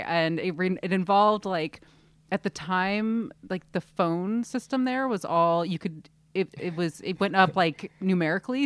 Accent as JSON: {"language": "English", "region": "Southern California", "country": "United States", "tie": "born or raised there", "lives_now": "San Francisco, United States", "said": "we grew up in Southern California, I did"}